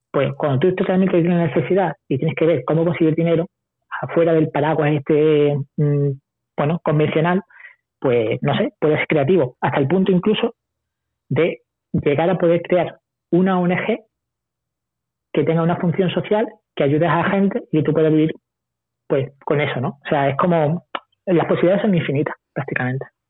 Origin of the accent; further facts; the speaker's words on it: Spain; cuando salí de España, mi primer viaje con 20 años